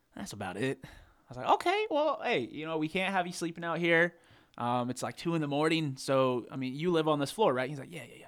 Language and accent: English; Charlotte, North Carolina, United States; moved away as an adult; now in Boone, United States; we're from Charlotte.